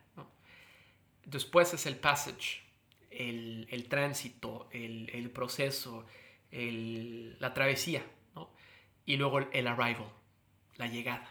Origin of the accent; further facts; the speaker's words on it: Mexico; moved away; como un mexicano con inmensos privilegios